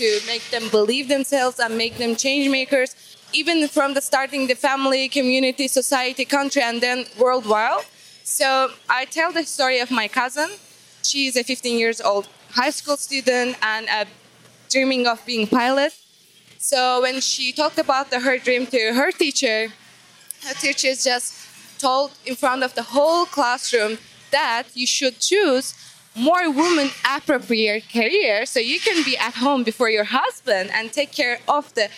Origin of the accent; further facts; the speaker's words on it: Azerbaijan; I'm from Azerbaijan and here Unleashed to represent my country